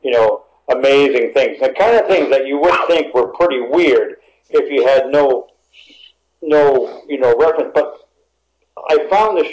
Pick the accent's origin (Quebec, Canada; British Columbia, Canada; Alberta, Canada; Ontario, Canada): Ontario, Canada; Echo Bay; my experience being a boy and growing up in Northern Ontario